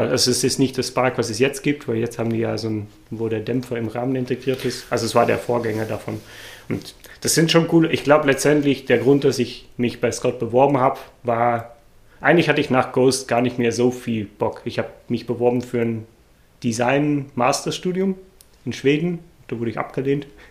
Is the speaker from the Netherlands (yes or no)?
yes; Netherlands; German is a second language; moved away as an adult; now in Germany; ich äh, bin gebürtiger Holländer